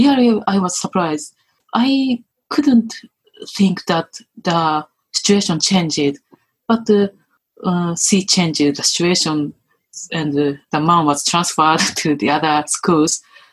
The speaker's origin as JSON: {"language": "English", "country": "Japan", "said": "most Japanese men, women, including me"}